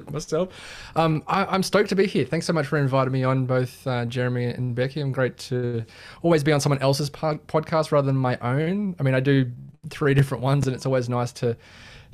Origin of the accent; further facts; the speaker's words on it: Sydney, New South Wales, Australia; I'm from Sydney, Australia.